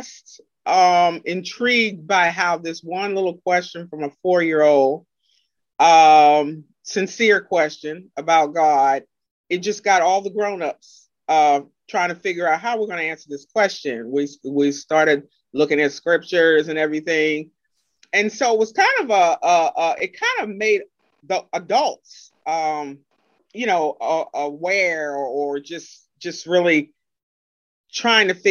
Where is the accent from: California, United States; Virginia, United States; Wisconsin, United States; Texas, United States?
Virginia, United States; Madison; I'm from Madison, Virginia